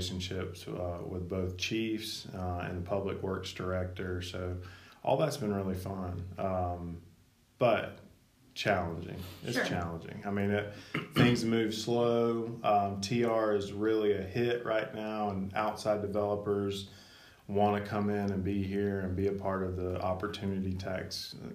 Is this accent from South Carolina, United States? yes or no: yes; Marietta, South Carolina, United States; also born or lived in Charlotte, North Carolina; I was actually born and raised in Marietta, and grew up on the Mill Hill of Slater